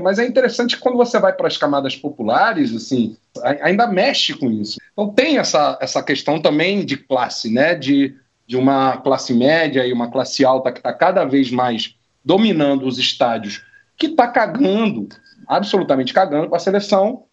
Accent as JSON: {"language": "Portuguese", "country": "Brazil", "also_born_or_lived": "Mexico", "moved": "as an adult", "lives_now": "Buenos Aires, Argentina"}